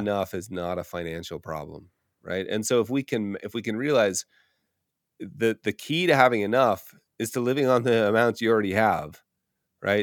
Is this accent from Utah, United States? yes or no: yes; Park City, Utah, United States; moved away; moving back to my hometown of Park City, Utah